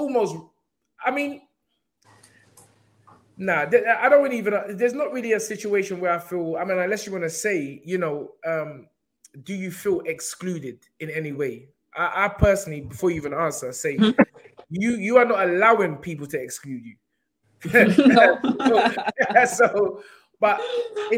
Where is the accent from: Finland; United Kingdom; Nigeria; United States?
Nigeria; I'm talking like I'm not Nigerian